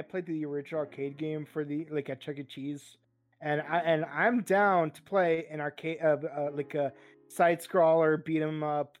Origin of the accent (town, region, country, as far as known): Siberia, Russia; moved away